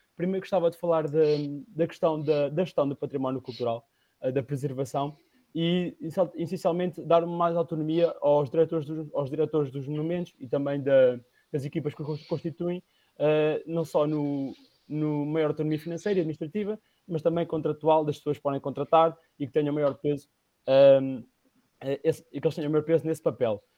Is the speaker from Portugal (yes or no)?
yes; Batalha, Leiria District, Portugal; na região em que eu vivo, que sou da Batalha